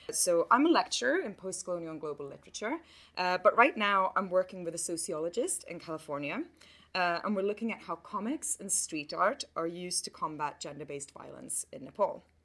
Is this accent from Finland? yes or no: yes; Finland; first language Swedish; English is a second language; And my personal route to this kind of work starts in Finland, which is my home country. I grew up there in a Swedish speaking family, which is a linguistic and an ethnic minority in an already small population of 5 million people.